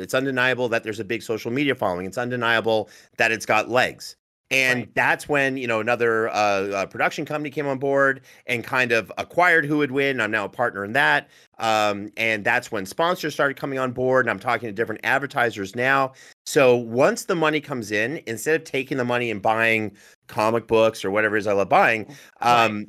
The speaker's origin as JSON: {"language": "English", "region": "Northern Ontario", "country": "Canada", "said": "I'm from Northern Ontario"}